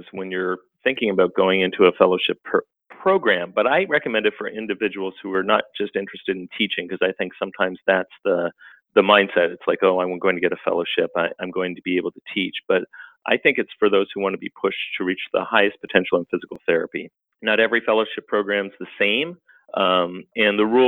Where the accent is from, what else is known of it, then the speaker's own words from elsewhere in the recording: Canada; moved away as an adult; now in United States; I was actually born and raised in Canada, and then I came down to the United States to get a master's degree.